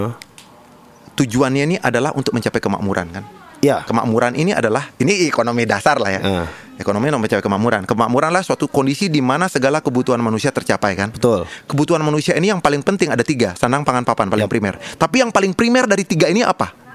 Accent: Bali, Indonesia; Bali berarti itu kan karena aku orang Bali kan.

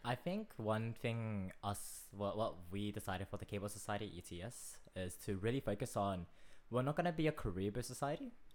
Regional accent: Australia; I would more identify myself as Australian.

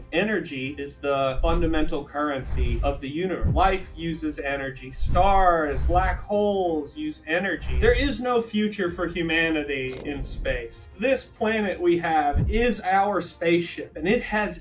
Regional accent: Atlanta, Georgia, United States; moved away as an adult; also born or lived in Manhattan, New York / Florida Keys; now in Hawaii, United States; I was born in Manhattan, formative years in Atlanta.

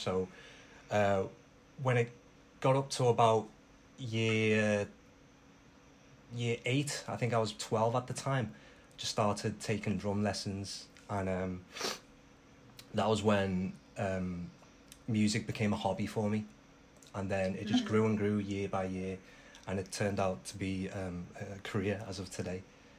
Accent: United Kingdom; My dad was born on an island just off of Hong Kong, but I was born here, so I'm definitely a British-born Chinese.

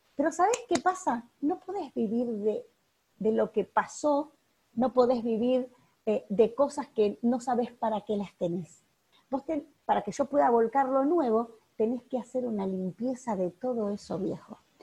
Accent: Uruguay; no soy argentina, soy uruguaya

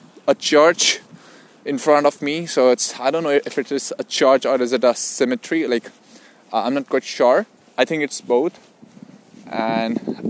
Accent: Delhi, India; moved away as an adult; now in Sydney, Australia; I moved to Sydney in February 2019. I'm from India, Delhi.

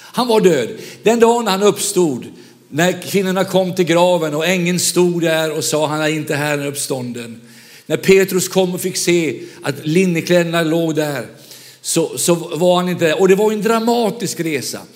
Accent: Vänersborg, Västra Götaland, Sweden; moved away; Jag är själv västgöte, född i Vänersborg

